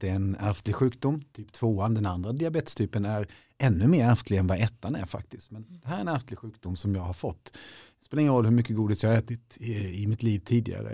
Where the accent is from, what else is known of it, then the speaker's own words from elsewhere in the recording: Småland, Sweden; jag kommer från Småland och där ska man verkligen klara sig själv och man ska helst kunna överleva på en, en sten och eventuellt en barkbit